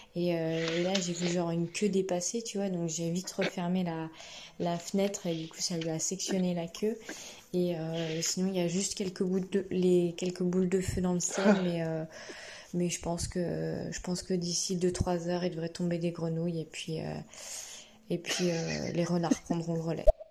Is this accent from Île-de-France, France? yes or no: no; Burgundy, Bourgogne-Franche-Comté, France; moved away; also born or lived in Paris region; Je dis bah, De Bourgogne